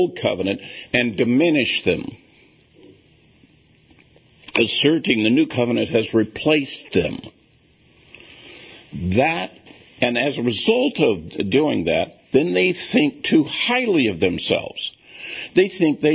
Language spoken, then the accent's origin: English; United States; we Americans